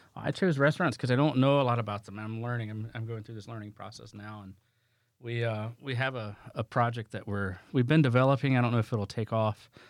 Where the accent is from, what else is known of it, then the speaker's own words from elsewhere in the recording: the South, United States; I'm from the South